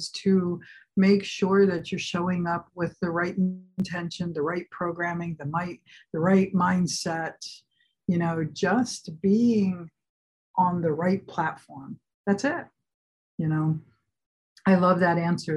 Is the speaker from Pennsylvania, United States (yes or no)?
yes; Philadelphia, Pennsylvania, United States; now in California, United States; I grew up in Philly